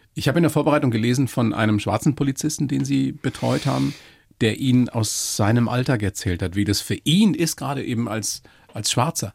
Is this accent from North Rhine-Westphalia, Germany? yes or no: no; Weiden, Bavaria, Germany; ich bin aus Weiden